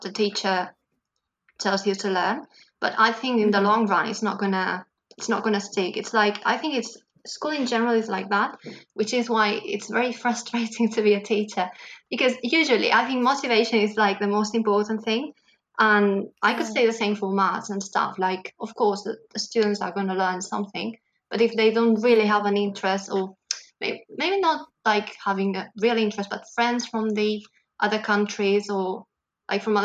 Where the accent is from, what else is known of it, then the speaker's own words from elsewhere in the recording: Barcelona, Catalonia, Spain; first language Catalan; English is a second language; I'm a teacher from Barcelona